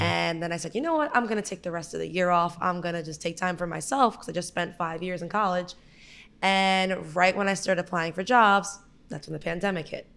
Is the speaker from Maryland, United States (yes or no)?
no; Brooklyn, New York, United States; I am from Brooklyn, born and raised